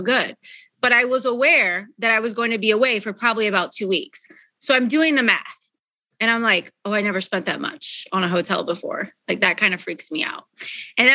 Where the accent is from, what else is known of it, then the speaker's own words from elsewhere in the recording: Philadelphia suburbs, Pennsylvania, United States; moved away; also born or lived in Texas; I'm from Philadelphia suburbs.